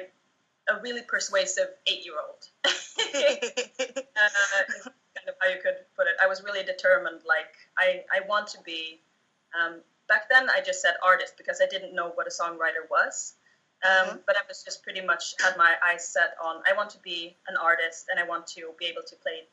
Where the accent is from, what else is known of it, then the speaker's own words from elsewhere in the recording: Småland, Sweden; I grew up in the south of Sweden in an area called Småland